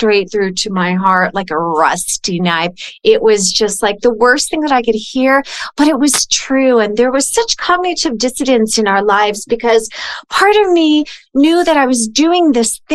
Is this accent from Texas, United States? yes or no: no; California, United States; moved away; I'm originally from California